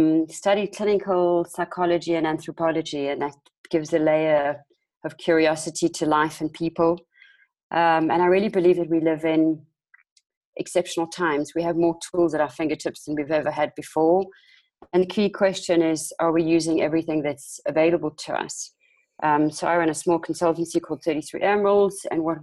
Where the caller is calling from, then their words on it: South Africa; I'm dialing in from South Africa, also quite late for me